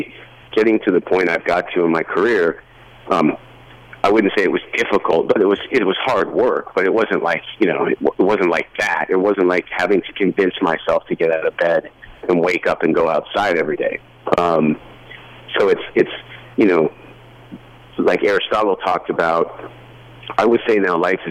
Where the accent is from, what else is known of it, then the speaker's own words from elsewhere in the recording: Canada; also born or lived in Toronto / Nashville; I say, "Canada."